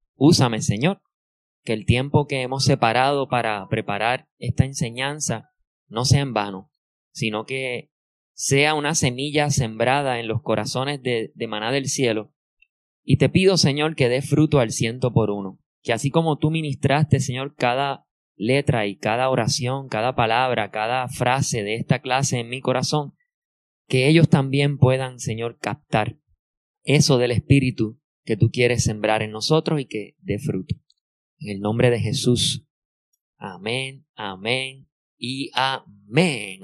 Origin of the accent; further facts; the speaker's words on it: Puerto Rico; nosotros que somos boricua